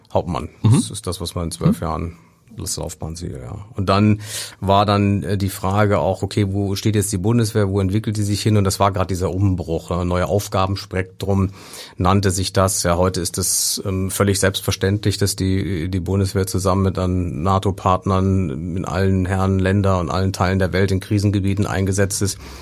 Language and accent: German; near Bonn, North Rhine-Westphalia, Germany; now in Hamburg, Germany; im Rheinland, in der Nähe von, von, von Bonn